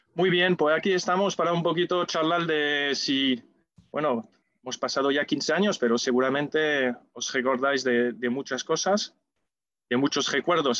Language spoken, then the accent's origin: Spanish; France; Spanish is a second language; now in Seville, Spain; Como ves por mi acento, no soy de aquí. O sí, porque me siento sevillista, y también sevillano, nacido en Francia